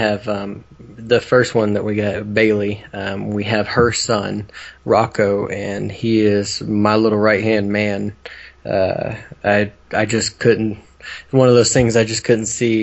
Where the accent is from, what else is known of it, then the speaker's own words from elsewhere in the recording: Oklahoma, United States; We're from Oklahoma.